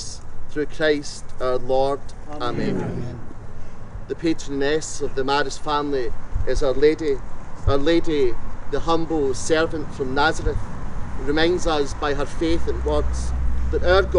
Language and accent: English; Glasgow, Scotland, United Kingdom; I had the great privilege of growing up in the leafy suburb of the Garngad